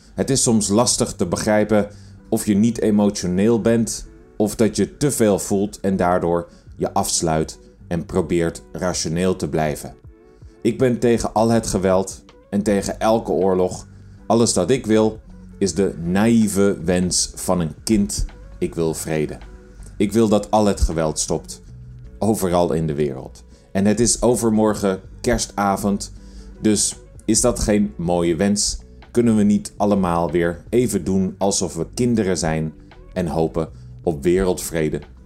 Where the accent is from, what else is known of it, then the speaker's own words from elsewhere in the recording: between De Rijp and Wormerveer, North Holland, Netherlands; Zijn huis stond tussen de Rijp en Wormerveer, waar ik opgegroeid ben.